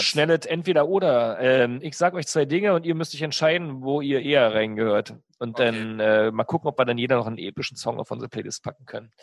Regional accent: East Germany, Germany; Ich komme ja aus der DDR

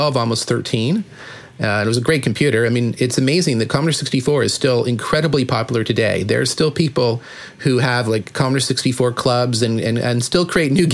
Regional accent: Toronto, Ontario, Canada; now in San Francisco, United States; my hometown of Toronto

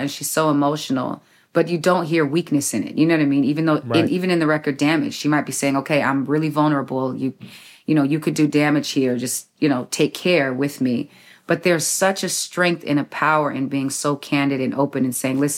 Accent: San Diego, California, United States; I'm actually from Southeast San Diego. So I'm from the West Coast too

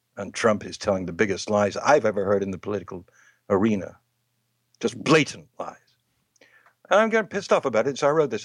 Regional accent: England, United Kingdom; moved away; in my home country, in England

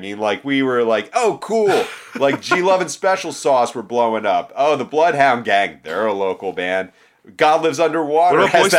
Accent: Philadelphia, Pennsylvania, United States; now in San Diego, United States; growing up in Philadelphia as opposed to like living here in San Diego now.

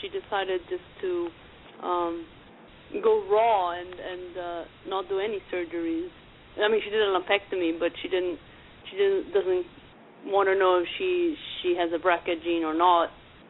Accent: Argentina; I'm from Argentina originally, and my sister got breast cancer like 6 months before me

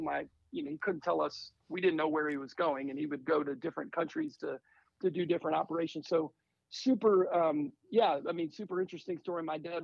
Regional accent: Northern Virginia, United States; moved away as an adult; also born or lived in Germany; now in Charlotte, United States; I grew up in Northern Virginia.

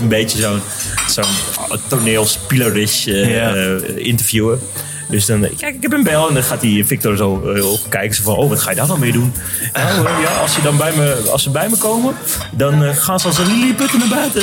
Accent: South-East Drenthe, Netherlands; in de regio waar wij vandaan komen

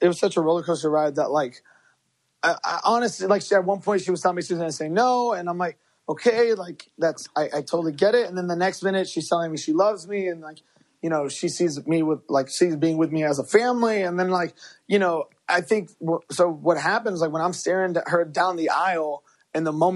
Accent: Chicago, Illinois, United States; first language Spanish; English is a second language; we're both from Chicago

